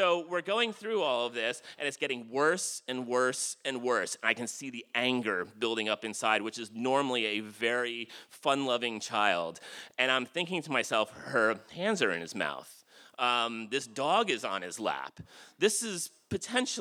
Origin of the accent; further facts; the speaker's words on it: Jersey Shore, New Jersey, United States; I grew up on the Jersey Shore